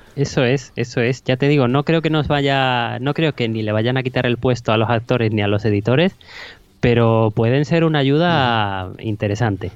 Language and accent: Spanish; a small town in Huelva, Andalusia, Spain; había una, una, vacante en la televisión local de, mi pueblo, de un pueblecito de Huelva